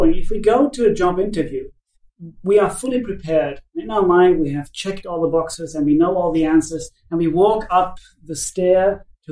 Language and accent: English; Finland; And I'm from Finland